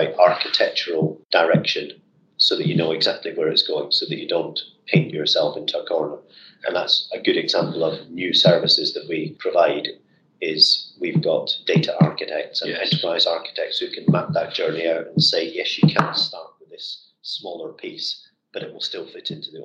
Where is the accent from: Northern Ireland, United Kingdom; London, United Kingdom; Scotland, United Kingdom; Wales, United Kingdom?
Scotland, United Kingdom; as a Scotsman